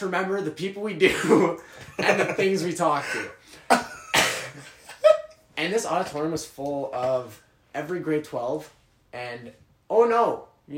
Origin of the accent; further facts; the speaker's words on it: Ajax, Ontario, Canada; moved away; I'm originally from Ajax